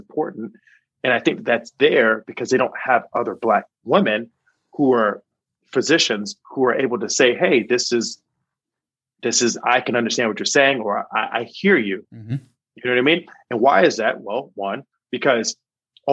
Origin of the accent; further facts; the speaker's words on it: Charlotte, North Carolina, United States; moved away as an adult; also born or lived in Chicago / New York; now in Mississippi, United States; I'm originally from Charlotte, North Carolina